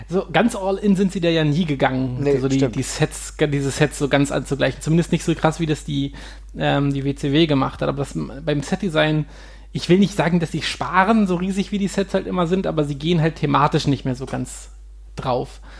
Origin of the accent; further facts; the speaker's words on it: Hanover, Lower Saxony, Germany; Das ist äh, eine Seenlandschaft in der unmittelbaren Nähe zu, von Hannover, also meiner Heimatstadt.